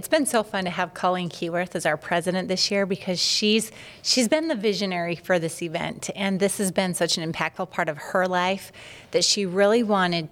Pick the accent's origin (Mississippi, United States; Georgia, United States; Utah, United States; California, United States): Utah, United States; I'm from Utah, born and raised there